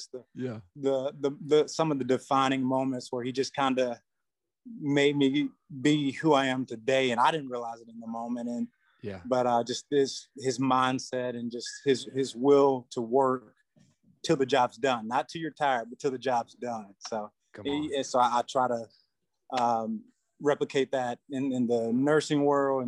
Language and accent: English; Flowood, Mississippi, United States; I grew up right here in Flowood, which is right outside of Jackson, Mississippi.